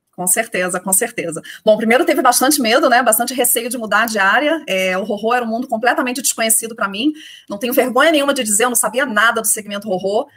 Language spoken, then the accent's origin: Portuguese; Rio de Janeiro, Brazil; accent: carioca; moved away as an adult; also born or lived in Porto Alegre; now in São Paulo, Brazil; pelo sotaque todo mundo já sabe que eu sou carioca, é, são 13 anos já fora do Rio de Janeiro, mas esquece, não perco meu sotaque